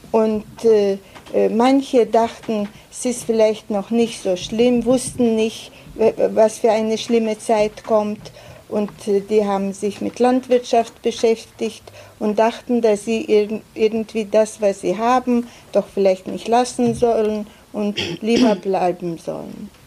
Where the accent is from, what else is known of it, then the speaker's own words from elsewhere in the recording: Plungė, Telšiai County, Lithuania; born there; Also ich bin in Plunge geboren. Plunge ist keine große Stadt, in Teil Jamaitia von Litauen, in einer Familie, wo sechs Kinder waren.